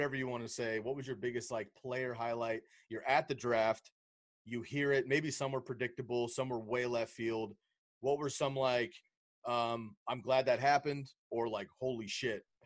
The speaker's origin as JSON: {"language": "English", "region": "West Coast", "country": "United States", "tie": "born or raised there", "said": "I grew up on the West Coast, just as my home"}